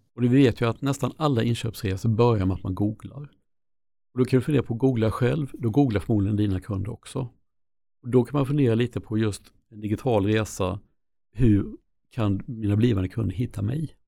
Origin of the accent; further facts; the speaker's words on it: Sweden; jag är smålänning